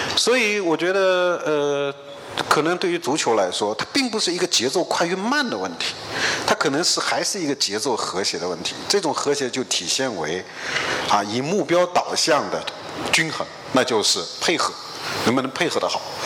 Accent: China; 我们中国人面对这个复杂多变的世界

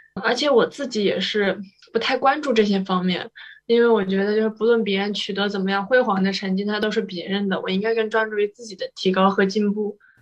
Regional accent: China; 原来就是我们中国人，我们亚洲人

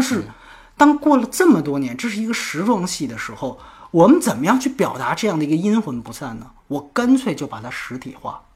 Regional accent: China; 我们大陆人的思维

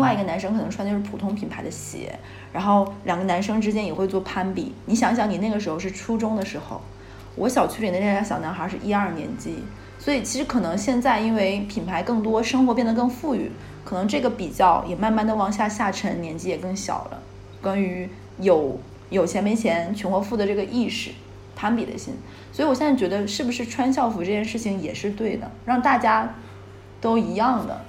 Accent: Northeast China, China; 我是东北的孩子，嗯。然后我老家是一个关于就是以煤炭为资源的一个小城市

